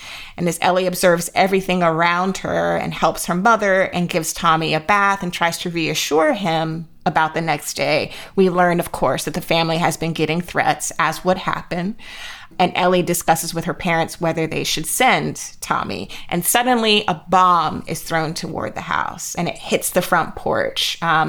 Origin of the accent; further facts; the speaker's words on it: Jacksonville, Florida, United States; You and I grew up in Jacksonville, where there, you know, my neighborhood school that I was zoned for was Robert E. Lee High.